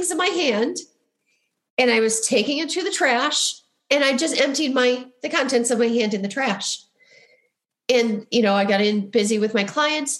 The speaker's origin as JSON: {"language": "English", "region": "Midwest", "country": "United States", "accent": "Midwestern", "said": "my Midwestern accent"}